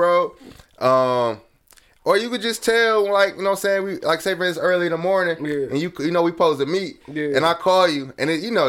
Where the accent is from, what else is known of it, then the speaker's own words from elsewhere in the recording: Oak Park, Michigan, United States; I'm 25. In Oak Park, bro. I grew up in Oak Park, and I moved back to Oak Park, bro. So that's where I'm at, bro.